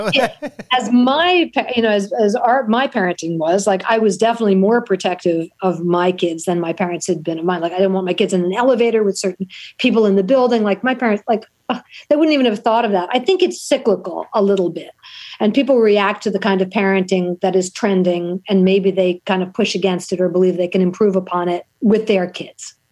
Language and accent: English; New York City, New York, United States; growing up in New York City, it was so dangerous